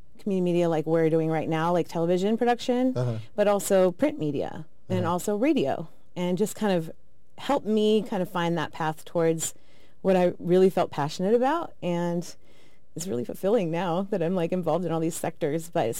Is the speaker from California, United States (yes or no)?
no; Idaho, United States; moved away as an adult; I originally grew up in Idaho. I was born and raised there, 18 years.